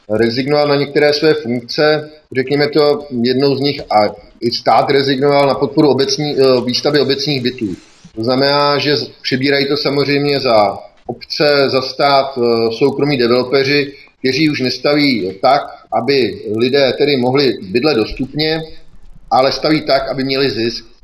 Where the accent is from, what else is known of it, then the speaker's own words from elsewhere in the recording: Prostějov, Olomouc Region, Czechia; nejsem z Olomouce, jsem z Prostěva